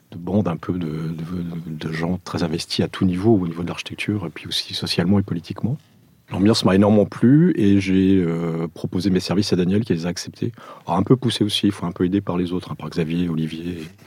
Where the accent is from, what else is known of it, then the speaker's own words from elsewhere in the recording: Gif-sur-Yvette, Île-de-France, France; also born or lived in Portugal; je suis portugais d'origine français euh, d'adoption, euh, je suis arrivé en France en 74